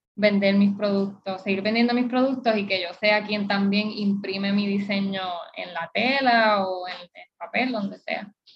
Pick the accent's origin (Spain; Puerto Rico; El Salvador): Puerto Rico; born or raised there